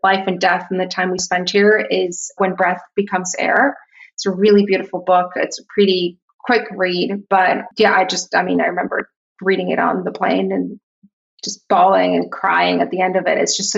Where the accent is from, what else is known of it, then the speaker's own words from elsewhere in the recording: Tijuana, Baja California, Mexico; moved away as an adult; I grew up in Tijuana. I was there for 18 years of my life and I left for college, but it's a very specific place, I would say, in Mexico.